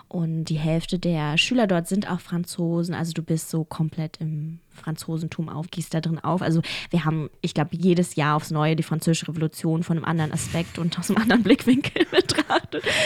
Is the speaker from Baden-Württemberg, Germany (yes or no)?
no; Berlin, Germany; accent: German; moved away; also born or lived in Ulaanbaatar, Mongolia / Amsterdam / Paris / Gütersloh; ich bin ja in Berlin groß geworden